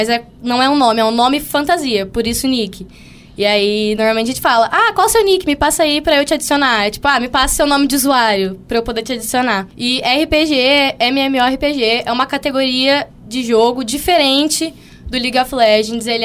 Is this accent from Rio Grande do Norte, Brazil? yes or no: no; São Paulo, Brazil; now in Mato Grosso do Sul, Brazil; É, aqui, eu sou do estado de São Paulo, né?